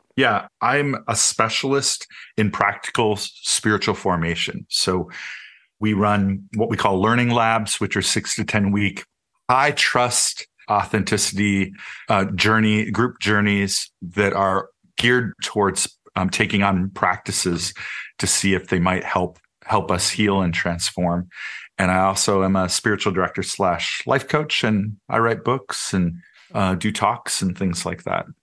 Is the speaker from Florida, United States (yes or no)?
no; Minneapolis–Saint Paul, Minnesota, United States; I grew up in the Twin Cities